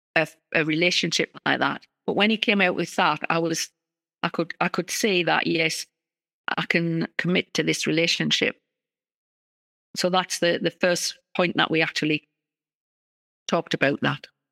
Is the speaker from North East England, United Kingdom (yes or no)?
yes; North East England, United Kingdom; accent: northeast of England; I come from the northeast of England. That's my accent in the U K